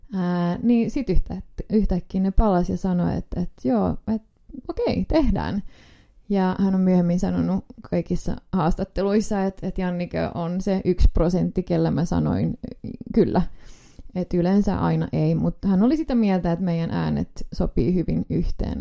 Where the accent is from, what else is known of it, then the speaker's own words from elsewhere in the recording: Finland; ollaan Suomesta